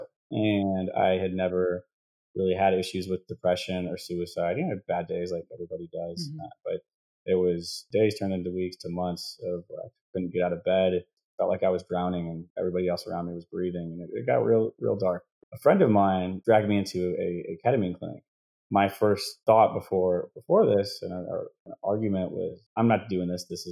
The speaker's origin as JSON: {"language": "English", "region": "Wisconsin", "country": "United States", "tie": "born or raised there", "said": "I grew up in Wisconsin"}